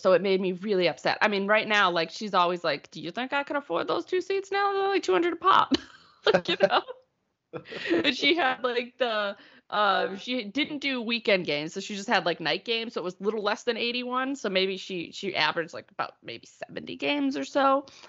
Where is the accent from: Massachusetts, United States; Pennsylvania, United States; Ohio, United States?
Massachusetts, United States; Winchester; I am from Massachusetts. I grew up like 8 miles north of Boston. So I grew up in Winchester, Massachusetts. Hoity-toity, like, you know. But my parents are both from Somerville.